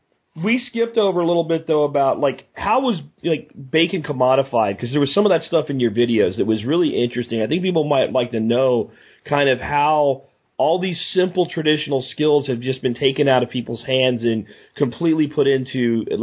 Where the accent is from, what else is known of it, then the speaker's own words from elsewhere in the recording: Texas, United States; And I'm from Texas, where grass-fed beef is everywhere